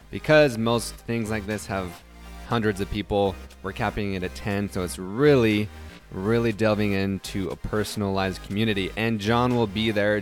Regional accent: Utah, United States; moved away; also born or lived in the South; I'm from Utah

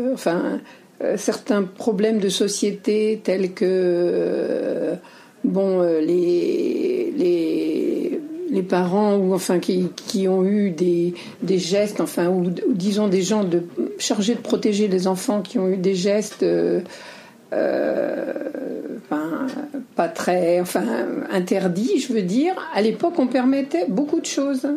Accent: western France, France; je suis de l'Ouest

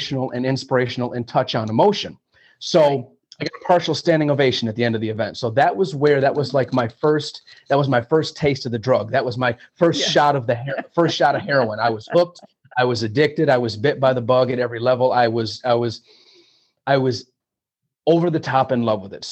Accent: Flint, Michigan, United States; moved away as an adult; also born or lived in Chicago / New York City / Los Angeles; born and raised here in Flint, Michigan, well, I'm not in Flint now, but being born and raised in Flint, Michigan

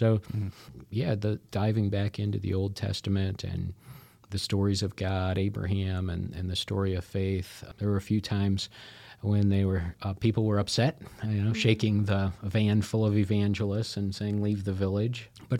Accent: Nebraska, United States; Then we moved back to our home state, which both Jenny and I were born and raised in Nebraska. We're excited to be based out of Omaha, Nebraska.

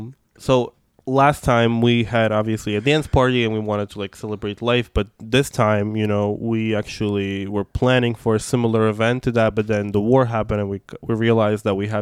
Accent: New York, United States; English is a second language; also born or lived in Russia; So I am... you know, being queer person from Russia and growing up in New York where there was no infrastructure for people like me

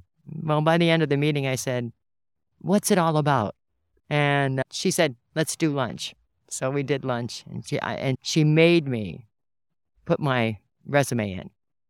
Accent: Sault Ste. Marie, Michigan, United States; also born or lived in Detour; Sault Ste. Marie, Michigan.

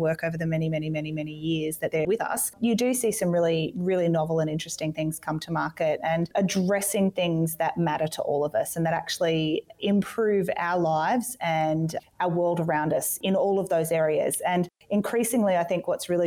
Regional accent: Gold Coast, Queensland, Australia; I grew up on the Gold Coast

